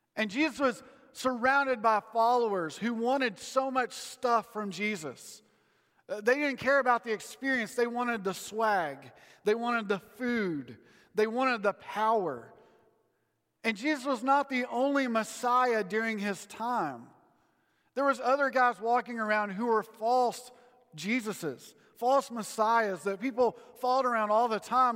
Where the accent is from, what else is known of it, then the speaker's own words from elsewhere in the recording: United States; as an American